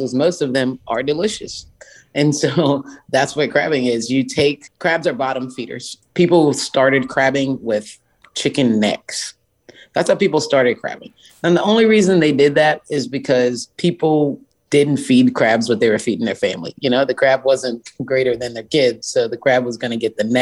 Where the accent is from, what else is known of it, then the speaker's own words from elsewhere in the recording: Charleston, South Carolina, United States; Charleston, South Carolina is my hometown. I love it. I grew up in downtown Charleston